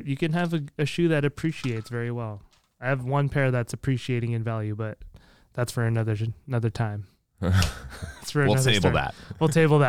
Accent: Canada; I'm Canadian. That's true. This is, yeah. I hope I didn't lose my Canada card over that one.

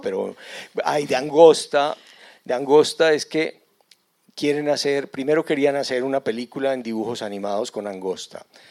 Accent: Antioquia, Colombia; accent: antioqueño; ustedes casi que ni me entenderían si yo me pongo a hablar en antioqueño

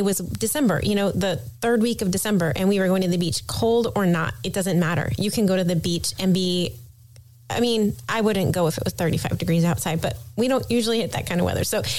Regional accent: Gulf Coast, United States; I grew up on the Gulf. I can tell you it's not an ocean.

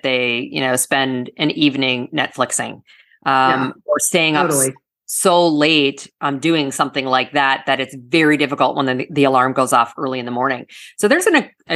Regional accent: Canada; now in South Florida, United States; I'm originally from Canada. And so good Canadian girl, I play hockey

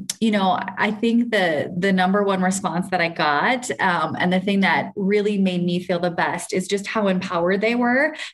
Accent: Minnesota, United States; moved away as an adult; now in Kenya; So I grew up in the US. I'm actually from Minnesota, did all my education there.

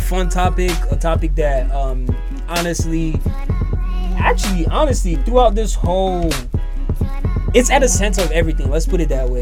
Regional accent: Nigeria; from Nigeria, Niger boy through and through.

